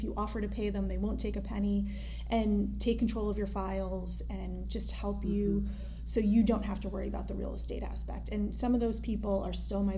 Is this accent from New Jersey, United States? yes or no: yes; New Jersey, United States; moved away as an adult; also born or lived in Boston; now in Washington, D.C., United States; I'm originally from New Jersey.